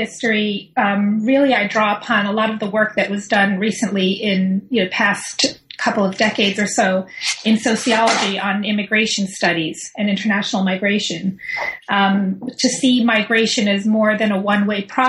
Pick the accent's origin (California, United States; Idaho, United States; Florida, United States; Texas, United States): Florida, United States; Miami; also born or lived in New York; I'm originally from New York, but I grew up in Miami alongside Cuban immigrants.